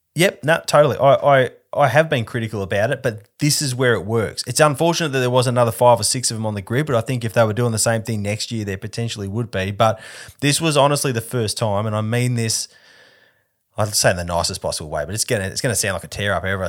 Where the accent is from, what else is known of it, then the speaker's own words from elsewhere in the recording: Perth, Western Australia, Australia; I'm from Perth and I have a strong family connection to Rally Australia, to the Rally Australia era here